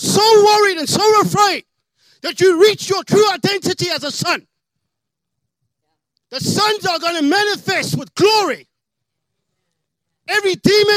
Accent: South Africa; now in United States; I am an alien. I'm from South Africa, so getting more Americanized.

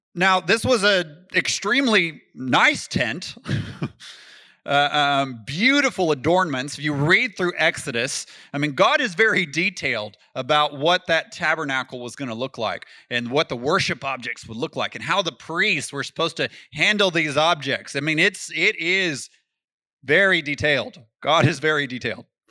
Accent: Texas, United States; I'm from Texas

